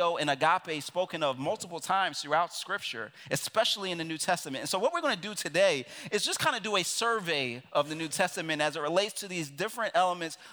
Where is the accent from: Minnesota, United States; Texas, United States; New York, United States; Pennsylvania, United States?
Pennsylvania, United States; Philadelphia; I'm from Philadelphia, which literally means city of phileo, of brotherly love